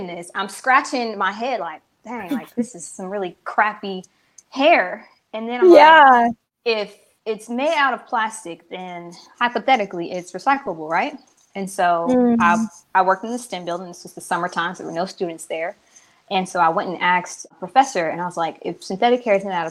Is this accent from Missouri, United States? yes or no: yes; Kansas City, Missouri, United States; moved away as an adult; also born or lived in Columbia, Missouri / Los Angeles, California; now in Charlotte, United States; I am from Kansas City, Missouri. I live in Charlotte, North Carolina right now